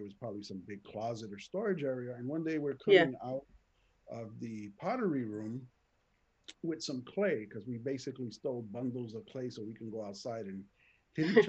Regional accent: New York City, New York, United States; also born or lived in Lower East Side, Manhattan / Spanish Harlem; I'm from the Bronx. I was originally born in the Lower East Side section of Manhattan. My mother moved up to the Bronx when I was probably about a year old.

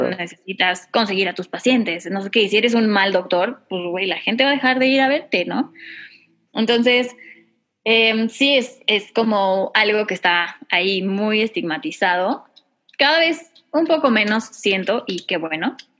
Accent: Mexico; yo soy cantautora mexicana

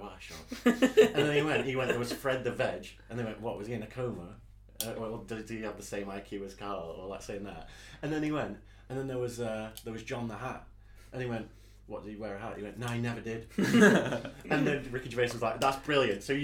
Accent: the north of England, United Kingdom; I'm from North

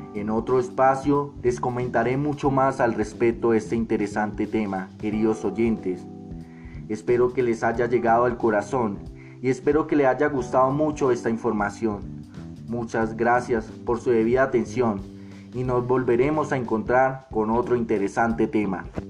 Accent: Colombia; nuestro contexto colombiano

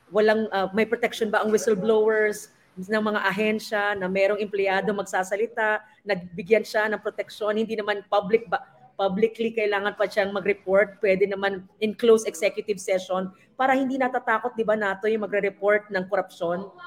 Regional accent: Mindanao, Philippines; Bilang isang Mindanaoan, rural development talaga po. Major po yan. Mindanao Railways, Mindanao Road Network

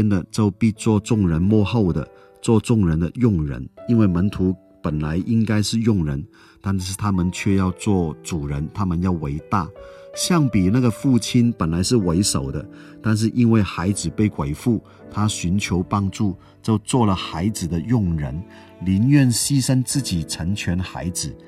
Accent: Hong Kong; moved away; 我在香港出生长大，后来到了其他地方生活。人在外地就特别想念家乡的食物

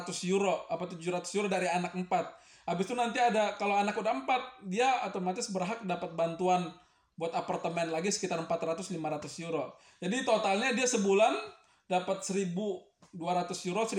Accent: Indonesia; gua istri orang Indo, gua orang Indo, anak gua mukanya Indo.

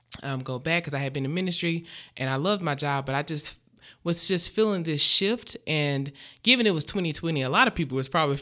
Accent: Memphis, Tennessee, United States; moved away; I grew up in Memphis, Tennessee.

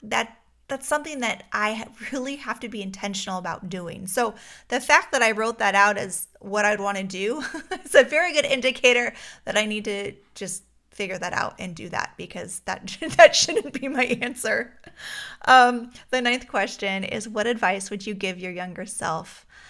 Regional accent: Alaska, United States; moved away; I grew up in Alaska

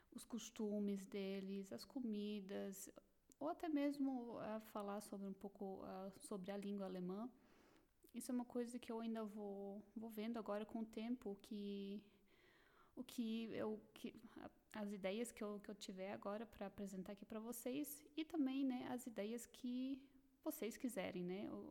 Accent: Blumenau, Santa Catarina, Brazil; moved away as an adult; now in Germany; Eu nasci em Blumenau, Santa Catarina

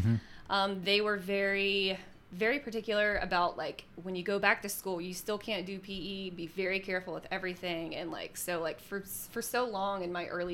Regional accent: Alabama, United States; born or raised there; now in Jacksonville, United States

